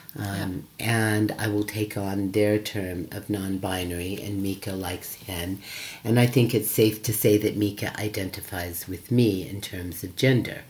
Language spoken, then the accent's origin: English; United States; moved away; I come from America